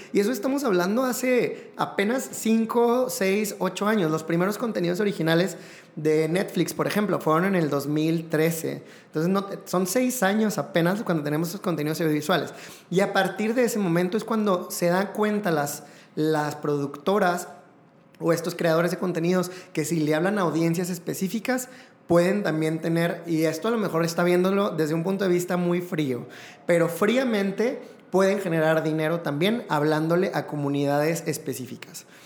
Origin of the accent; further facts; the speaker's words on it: Mexico; para nosotros como mexicanos